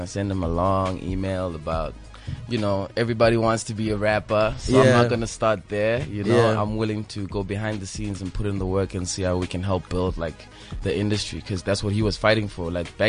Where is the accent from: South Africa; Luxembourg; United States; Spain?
South Africa; Queenstown, Eastern Cape; moved away as an adult; now in Johannesburg, South Africa; You know, I come from Queenstown, so which is a really small, like, retirement town.